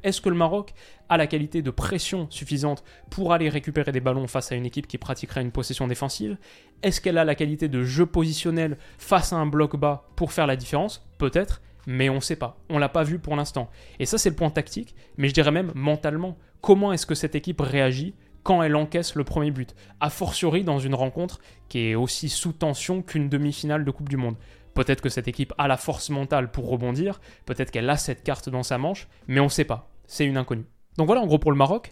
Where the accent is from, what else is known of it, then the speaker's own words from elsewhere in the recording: France; en tant que Français